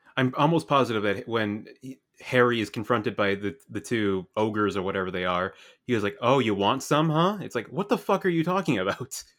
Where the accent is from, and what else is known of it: Canada